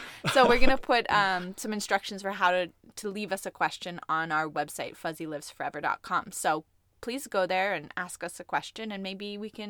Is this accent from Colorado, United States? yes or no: yes; Colorado, United States; To Colorado, where I'm from.